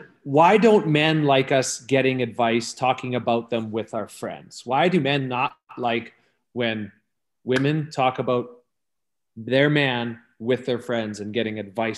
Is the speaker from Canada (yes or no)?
yes; Canada; now in Los Angeles, United States; I'm a Canadian guy. Right? I'm a Canadian.